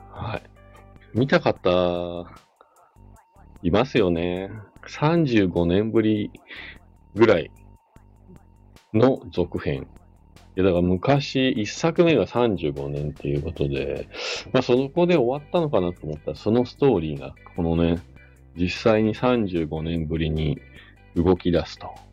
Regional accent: Nagano or Matsumoto, Japan; now in Hakuba, Japan; 長野市とか松本市とか、まあ、地元に帰った時

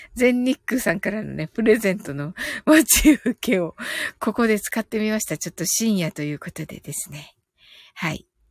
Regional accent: Kyushu, Japan

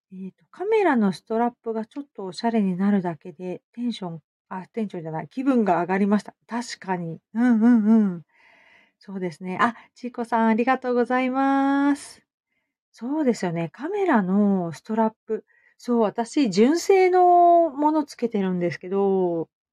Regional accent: Hamamatsu, Shizuoka, Japan; 私、浜松で、うん、育ったので、意外と田舎者

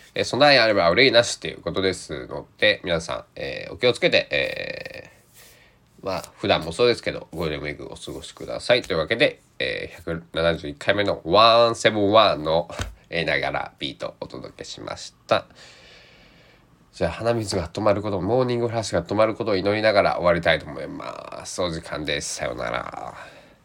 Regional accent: Kochi, Japan; 僕の地元高知県内

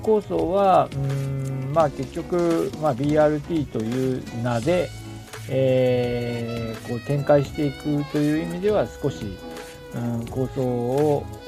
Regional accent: Aomori, Japan; now in Niigata, Japan; 私の地元でも青森

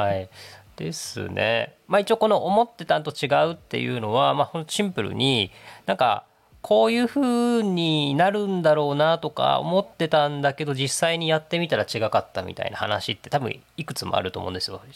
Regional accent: Iheya, Okinawa, Japan; moved away as an adult; also born or lived in Nagasaki / Tokyo / Kyoto; now in Daisen, Japan; 長崎で生まれたですけど沖縄の伊平屋島というとこで育ち

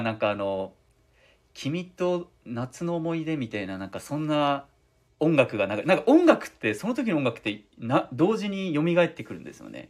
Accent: Fukuoka, Japan; 福岡出身

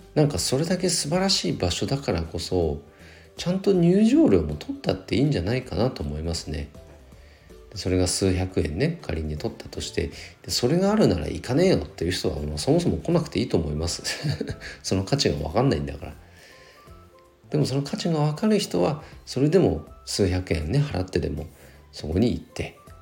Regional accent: Nagano, Japan; 長野市はね、もともと出身なので

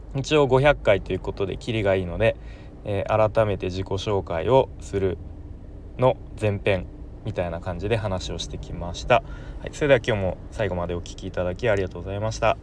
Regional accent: Nerima, Tokyo, Japan; moved away as an adult; now in Aichi, Japan; 東京の練馬区というところ出身です

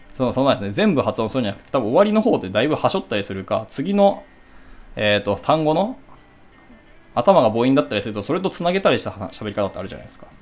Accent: Hiroshima, Japan; 私はあの広島出身なんですけど

